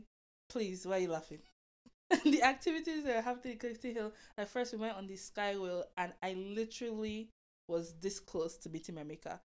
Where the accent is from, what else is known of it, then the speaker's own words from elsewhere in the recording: Delta, Nigeria; now in Toronto, Canada; I was born and raised in Nigeria, Delta State